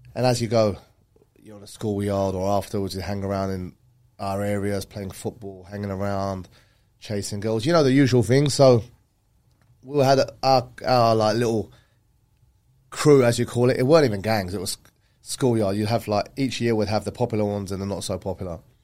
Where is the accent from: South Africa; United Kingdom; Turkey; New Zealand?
United Kingdom; Canvey Island, East of England; also born or lived in North London; now in Dubai, United Arab Emirates; I was born in North London and my, we, family moved to Essex at the age of like ten, eleven. Canvey Island